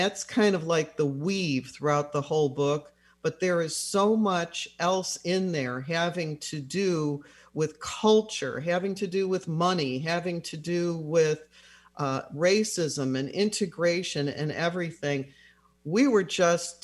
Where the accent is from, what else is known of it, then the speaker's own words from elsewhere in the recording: Chicago, Illinois, United States; moved away; I'm from the Chicago area originally